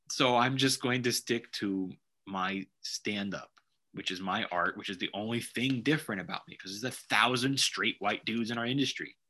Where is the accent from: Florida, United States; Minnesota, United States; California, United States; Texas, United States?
California, United States; Los Angeles; I've never showcased in Los Angeles. My home town